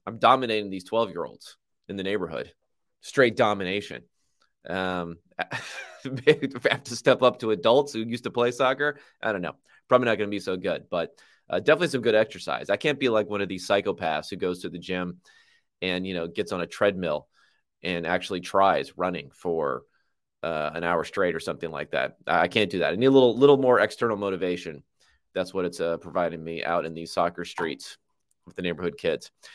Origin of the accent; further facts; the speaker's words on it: Southern California, United States; I grew up in Southern California